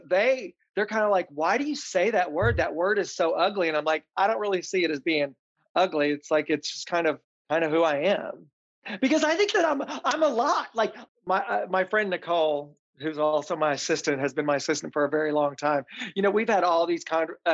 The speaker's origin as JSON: {"language": "English", "region": "Tennessee", "country": "United States", "tie": "born or raised there", "said": "I grew up in the South, in Tennessee, on a farm"}